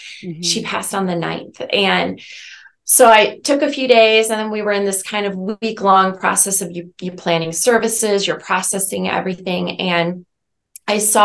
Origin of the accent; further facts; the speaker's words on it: Omaha, Nebraska, United States; moved away; toward my hometown